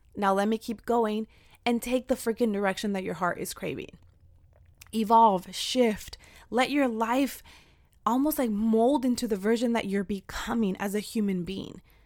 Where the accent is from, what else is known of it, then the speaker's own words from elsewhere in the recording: Central Valley, California, United States; I am from the Central Valley